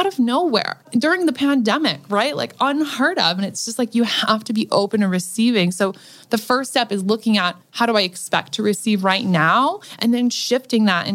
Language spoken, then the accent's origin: English; Nebraska, United States; now in Los Angeles, United States; I come from Nebraska, from a dirt poor family that was on food stamps